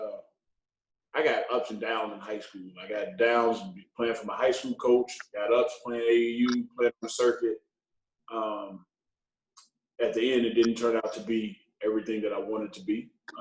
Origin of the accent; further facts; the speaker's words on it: Chicago, Illinois, United States; now in Los Angeles, United States; growing up, it's not easy, man. It's not easy. The weather ain't your friend. So, on the south side of Chicago